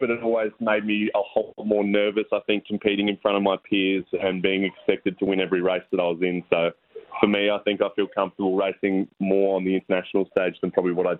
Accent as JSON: {"language": "English", "town": "Port Lincoln", "region": "South Australia", "country": "Australia", "tie": "born or raised there", "said": "Well, I grew up in Port Lincoln, actually, so tuna fishing's a big thing over there."}